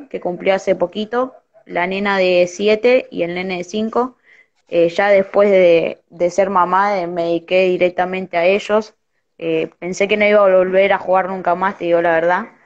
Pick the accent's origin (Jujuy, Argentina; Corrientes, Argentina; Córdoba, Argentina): Corrientes, Argentina; born there; soy de, bueno, nací en Corrientes, empecé a jugar a los cinco años